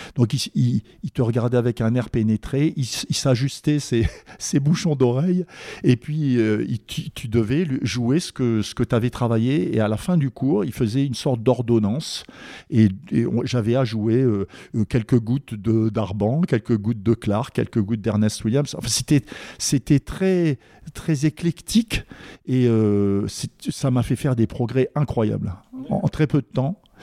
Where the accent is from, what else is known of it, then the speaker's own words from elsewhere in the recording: a small village 70 km from Strasbourg, in the Vosges, Grand Est, France; moved away; also born or lived in Paris / United States; Je suis originaire de Strasbourg. Enfin, un petit village à 70 km de Strasbourg, dans les Vosges